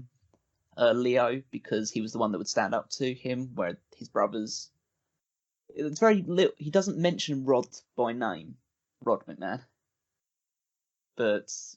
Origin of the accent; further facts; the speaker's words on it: England, United Kingdom; I'm English